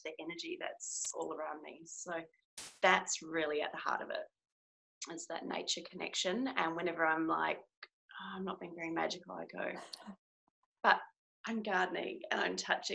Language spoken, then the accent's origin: English; New Zealand; moved away as an adult; now in Australia; I am a Kiwi. So that means I'm from New Zealand. But I'm living in Australia at the moment and have been for the past, I think, like 8 years